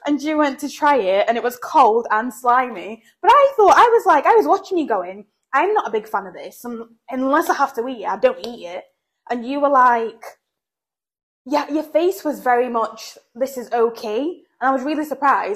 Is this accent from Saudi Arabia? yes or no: no; England, United Kingdom; now in Belfast, United Kingdom; growing up in England